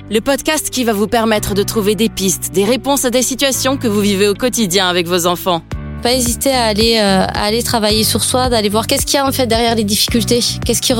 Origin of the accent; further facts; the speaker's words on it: Carcassonne, Occitania, France; now in Dijon, France; Voilà, je suis originaire de Carcassonne.